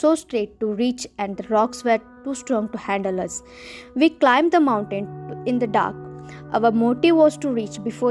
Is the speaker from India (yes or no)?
yes; Western Ghats, near Karwar, Karnataka, India; also born or lived in Hubli, Karnataka; I been for a hiking in my hometown.